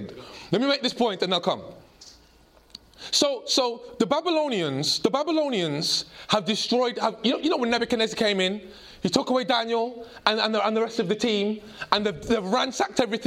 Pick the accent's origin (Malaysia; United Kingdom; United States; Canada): United Kingdom; I grew up in a British home. But my grandparents emigrated from Jamaica. And even though I'm very British